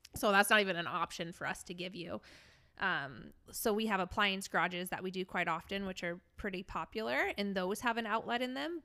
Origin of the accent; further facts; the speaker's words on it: St. Louis, Missouri, United States; moved away; my hometown in Saint Louis